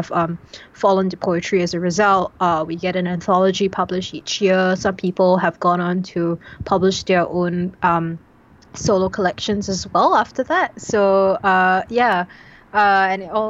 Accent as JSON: {"language": "English", "country": "Singapore", "said": "I'm a Singaporean poet"}